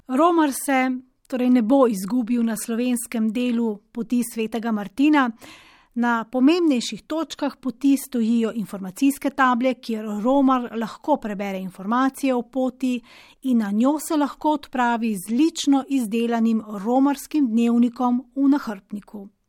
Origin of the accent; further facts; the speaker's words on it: Slovenia; Slovenci smo